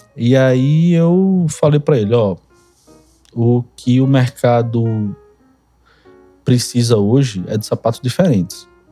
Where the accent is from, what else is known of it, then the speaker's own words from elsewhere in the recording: Recife, Pernambuco, Brazil; Sou natural de Recife. Minha vida inteira foi foi foi em Recife